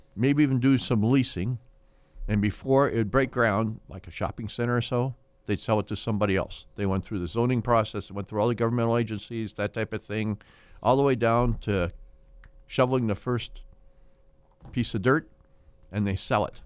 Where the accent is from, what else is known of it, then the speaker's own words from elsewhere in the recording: Fresno, California, United States; I was born in Fresno. My family's been in Fresno since the eighteen hundreds